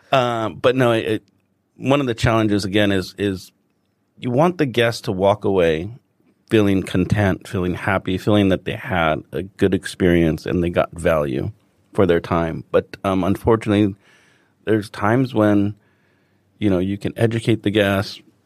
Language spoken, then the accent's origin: English; Los Angeles, California, United States; moved away as an adult; now in Hong Kong; I'm from Los Angeles originally